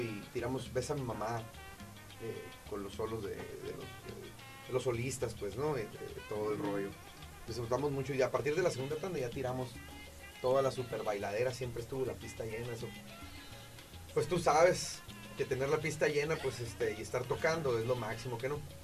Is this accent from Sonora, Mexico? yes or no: yes; Sonora, Mexico; somos una banda eh, de Puerto Peñasco, Sonora, en México. Eh, algunos somos de Hermosillo, otros son de Puerto Peñasco.